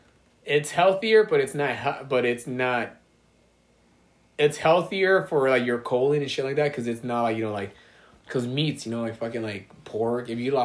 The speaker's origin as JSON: {"language": "English", "town": "Alhambra", "region": "California", "country": "United States", "tie": "born or raised there", "said": "So, I was born in East Boyle Heights, mm-hmm. Then I lived in East LA, then City Terrace, and then I grew up in Alhambra."}